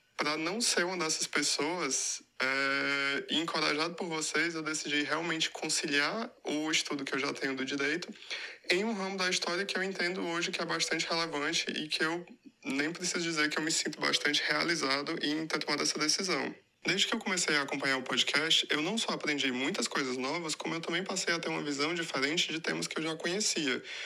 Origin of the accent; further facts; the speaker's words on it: Fortaleza, Ceará, Brazil; moved away as an adult; now in Lisbon, Portugal; sou de Fortaleza e atualmente eu moro em Portugal